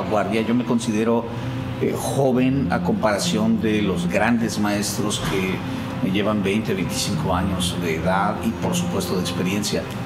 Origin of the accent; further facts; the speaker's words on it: Mexico; now in Los Angeles, United States; Mis mexicanos, mi raza, eso es lo que me hace sentir muy mexicano